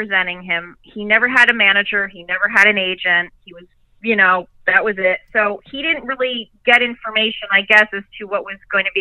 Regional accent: New York, United States; I am from New York

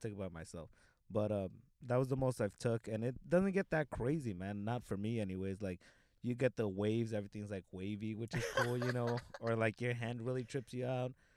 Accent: Los Angeles, California, United States; I grew up in the '90s in uh, South Central by 60th and Compton. That's where I grew up

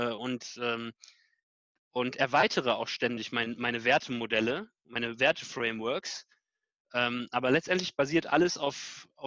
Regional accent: Canada; also born or lived in United States; ich bin in Kanada und USA aufgewachsen, mhm. äh, und ich habe das in den USA in der Grundschule gelernt.

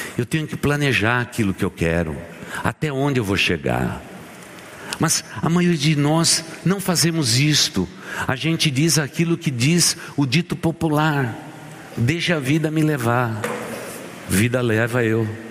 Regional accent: São Caetano do Sul, São Paulo, Brazil; Eu sou aqui de São Caetano do Sul

